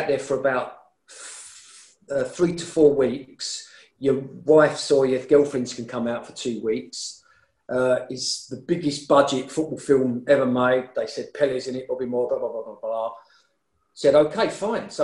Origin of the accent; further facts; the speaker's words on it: London, United Kingdom; I'm from East Ham